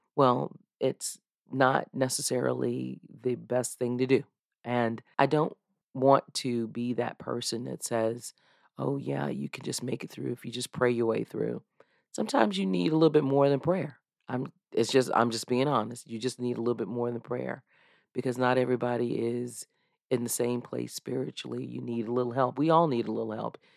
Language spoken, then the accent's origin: English; United States; back when I was a little girl growing up in Mecklenburg County